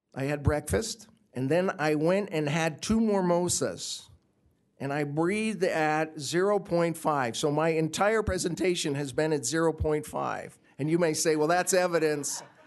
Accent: Florida, United States; moved away as an adult; now in Utah, United States; I'm not even from here, I'm from Florida, and I moved here about a year

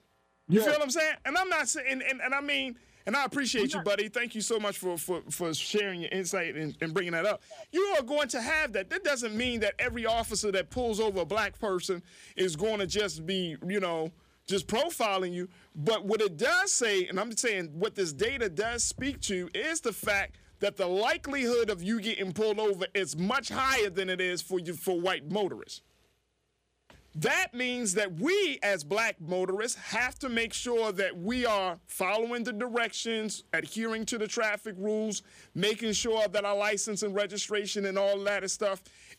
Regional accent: Baltimore, Maryland, United States; It's like you go to other parts of the state, you're like, I'm from Baltimore City.

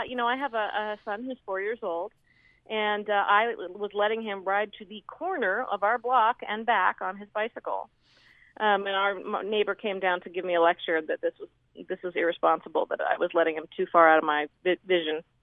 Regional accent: Seattle, Washington, United States; I grew up in Seattle, right in the city

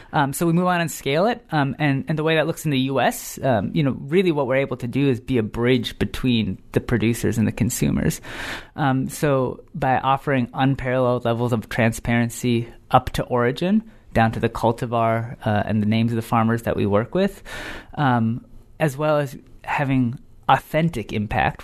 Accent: United States; me as a American-born, um, person

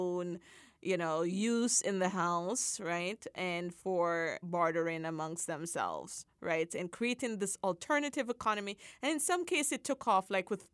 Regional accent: Jamaica; moved away; as a Jamaican

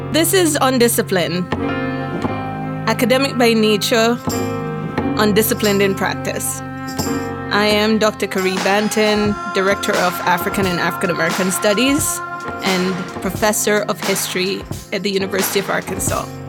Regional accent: Jamaica; moved away; I am Jamaican

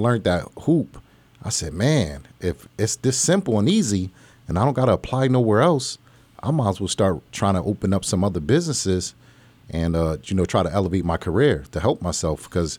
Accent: Plainfield, New Jersey, United States; now in Allentown, United States; Pretty much, I'm from Plainfield, New Jersey, Linden, New Jersey. I moved to Allentown in 1996. And I've been out here ever since.

